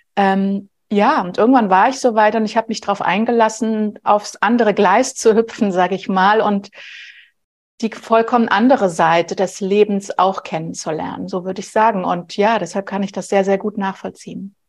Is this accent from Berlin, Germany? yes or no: yes; Berlin, Germany; Ich bin ganz normal in Anführungsstrichen groß geworden in Berlin, mitten in Westberlin